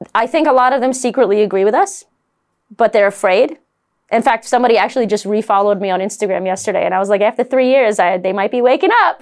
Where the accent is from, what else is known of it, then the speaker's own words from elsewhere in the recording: New York City, New York, United States; I'm a Brooklyn girl. I'm from New York, I'm Italian